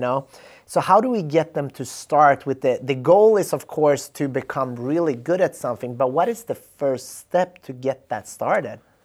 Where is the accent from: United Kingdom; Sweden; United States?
Sweden; I'm from Sweden